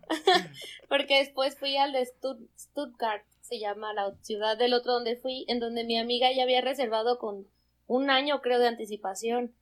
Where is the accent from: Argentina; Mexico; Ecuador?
Mexico; Zamora, Michoacán; moved away as an adult; now in Mexico City, Mexico; yo soy de Zamora, Michoacán